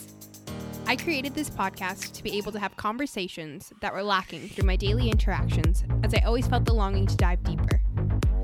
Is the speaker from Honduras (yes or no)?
no; Calgary, Alberta, Canada; here in my hometown of Calgary, Alberta, Canada